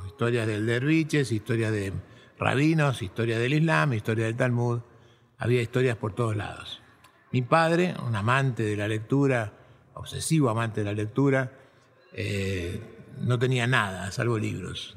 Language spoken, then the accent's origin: Spanish; Buenos Aires, Argentina; Yo nací en, en Buenos Aires, en un suburbio de la ciudad, en un barrio de clase media baja, Fui a la escuela del Estado, en la primaria, la secundaria, la universidad pública